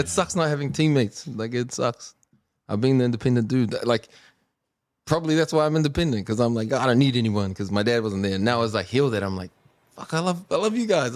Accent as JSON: {"language": "English", "region": "Auckland", "country": "New Zealand", "tie": "born or raised there", "said": "beach haven where I grew up"}